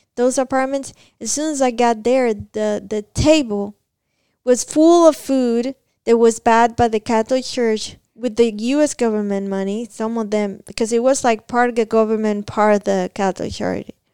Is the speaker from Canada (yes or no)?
no; Cuba; moved away as an adult; now in Kentucky, United States; I came back from Cuba on my first trip back to my country